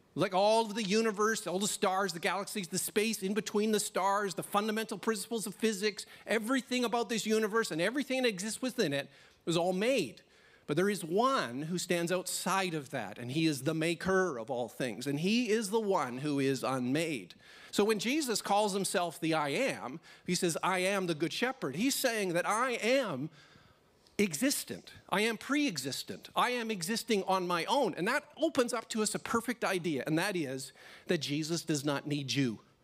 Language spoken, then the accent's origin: English; Canada; now in Australia; a Canadian little boy